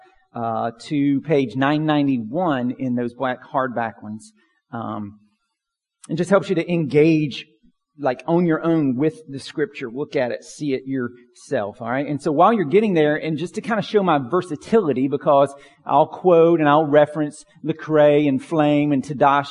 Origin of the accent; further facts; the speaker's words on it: Pine Log, United States; growing up in Pine Log